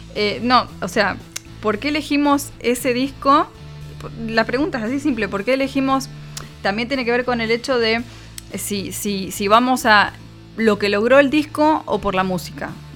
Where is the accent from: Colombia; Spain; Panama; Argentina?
Argentina; somos argentinos